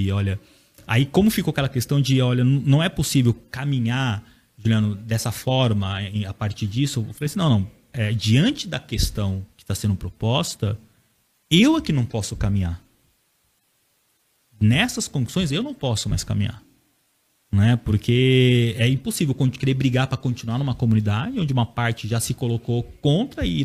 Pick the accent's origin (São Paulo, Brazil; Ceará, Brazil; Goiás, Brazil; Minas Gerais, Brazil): São Paulo, Brazil; Bragança Paulista; eu nasci na Igreja Assembleia de Deus, meu avô é um dos fundadores da Assembleia de Deus, na minha cidade, uhum.